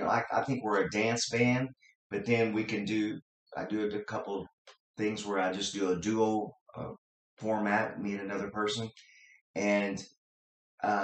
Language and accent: English; Fort Branch, Indiana, United States; we're here in Fort Branch, Indiana, and this is where I was born and raised